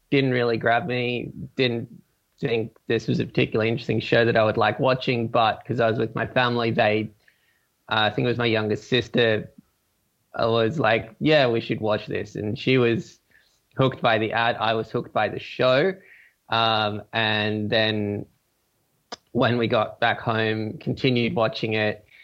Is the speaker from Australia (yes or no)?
yes; Gold Coast, Queensland, Australia; now in Sydney, Australia; So, um, yes, I am Australian. I grew up in a number of places, um, mainly the Gold Coast, which you may have heard of because it's uh, Australia's like main tourist city.